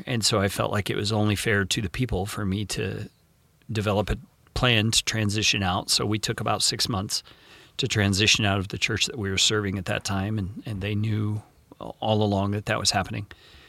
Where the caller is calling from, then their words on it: Tucson, Arizona, United States; I currently don't have a home. I own an RV and we travel in our RV. And so we are calling from Tucson today, Tucson, Arizona.